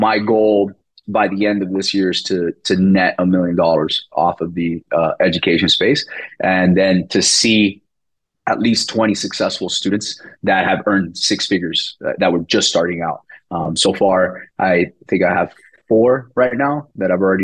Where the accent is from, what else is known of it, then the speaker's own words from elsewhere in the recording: Miami, Florida, United States; first language Spanish; English is a second language; now in Fort Lauderdale, United States; I'm born and raised in Miami. I live in Fort Lauderdale now.